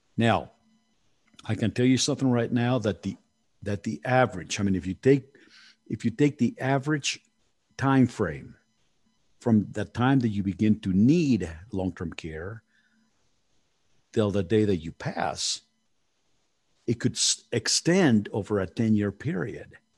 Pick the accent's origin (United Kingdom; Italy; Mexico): Mexico; Mexico City; moved away; I was born in Mexico City, and you know, we are very family oriented